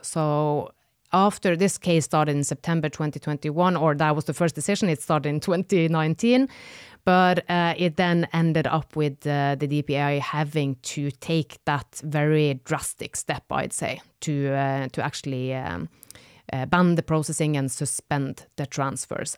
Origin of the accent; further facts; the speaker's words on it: Northern Norway, Norway; moved away; I am from the north of Norway, where it gets really dark for several months.